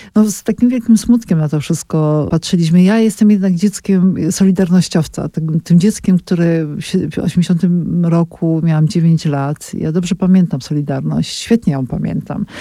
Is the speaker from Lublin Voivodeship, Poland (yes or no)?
no; Kraków, Lesser Poland, Poland; Ja jestem z Krakowa